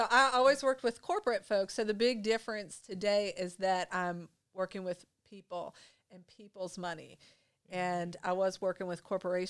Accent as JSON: {"language": "English", "area": "Jefferson County", "region": "West Virginia", "country": "United States", "tie": "born or raised there", "lives_now": "Berkeley County, West Virginia, United States", "said": "I grew up in Jefferson County, though. So Berkeley County was like a tough move to kind of move over here."}